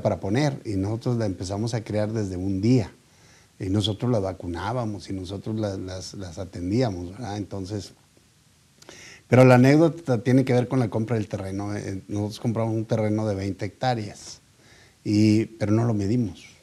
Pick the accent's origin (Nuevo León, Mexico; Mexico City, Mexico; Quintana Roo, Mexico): Nuevo León, Mexico; Monterrey; yo soy regio, Yo nací aquí en Monterrey y aquí me crié